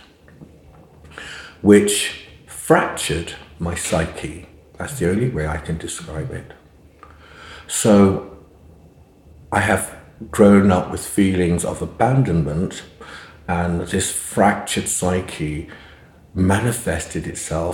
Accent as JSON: {"language": "English", "region": "London", "country": "United Kingdom", "tie": "born or raised there", "said": "growing up in East London then was, it was an extraordinary experience when I think about it, because we were the only black family on the estate in Hackney, where we lived"}